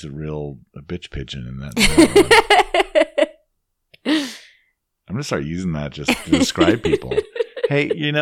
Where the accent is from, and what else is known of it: Washington, United States; born or raised there